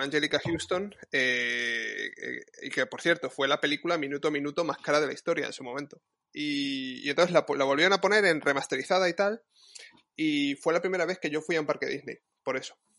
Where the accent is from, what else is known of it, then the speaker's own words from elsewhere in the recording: Madrid, Community of Madrid, Spain; Y yo soy de Madrid